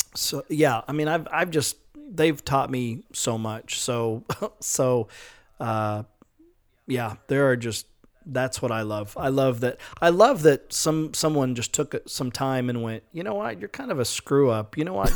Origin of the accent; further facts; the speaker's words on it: Edmond, Oklahoma, United States; moved away; also born or lived in California; we grew up in Edmond, Oklahoma